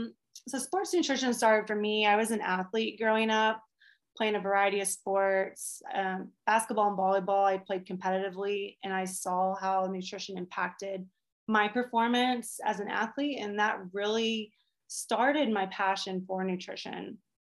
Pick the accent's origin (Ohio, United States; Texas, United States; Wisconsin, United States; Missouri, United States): Texas, United States; moved away as an adult; also born or lived in England; I grew up in Texas, so like the lakes didn't freeze over.